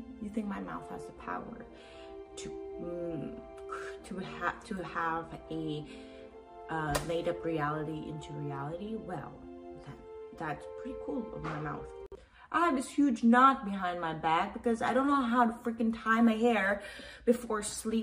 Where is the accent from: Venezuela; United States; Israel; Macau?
Macau; moved away; I grew up in Asia